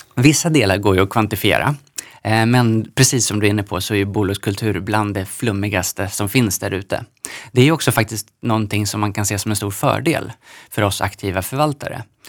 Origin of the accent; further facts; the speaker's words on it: Knivsta, Uppsala County, Sweden; Jag är uppvuxen i Knivsta mellan eh, Stockholm och Uppsala.